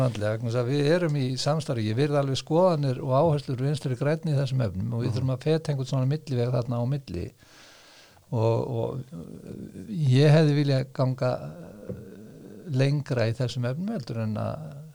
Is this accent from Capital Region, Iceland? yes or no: no; Dalvík, Northeastern Region, Iceland; moved away; ég kem frá Dalvík sem er sko jarðskjáltasvæði